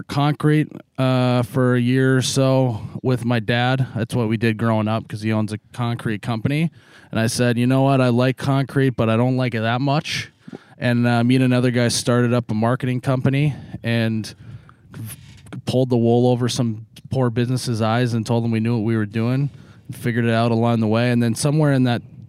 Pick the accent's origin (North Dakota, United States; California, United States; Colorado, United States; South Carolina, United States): North Dakota, United States; Fargo; also born or lived in Moorhead, Minnesota / Detroit Lakes, Minnesota; I am from Fargo, North Dakota, born and raised.